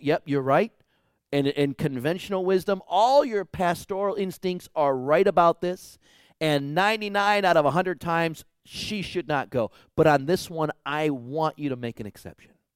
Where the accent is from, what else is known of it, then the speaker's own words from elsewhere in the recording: United States; us American Christians